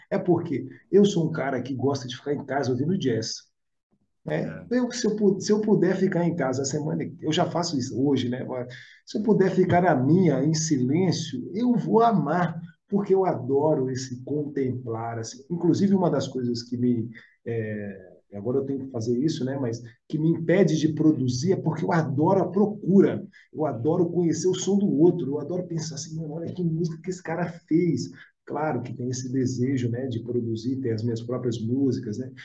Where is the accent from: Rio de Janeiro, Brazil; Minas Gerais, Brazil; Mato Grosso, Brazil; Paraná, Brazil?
Minas Gerais, Brazil; Belo Horizonte; moved away; also born or lived in South of Brazil; sou de BH, vim morar aqui no Sul